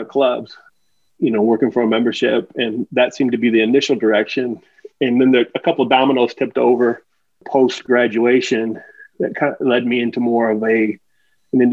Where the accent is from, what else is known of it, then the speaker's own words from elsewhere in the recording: Omaha, Nebraska, United States; I was born and raised in Nebraska, grew up in Omaha